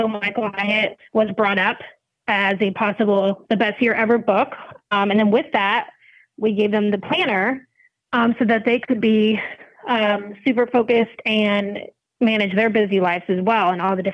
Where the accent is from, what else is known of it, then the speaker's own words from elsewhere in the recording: Sarasota, Florida, United States; I am from Sarasota, Florida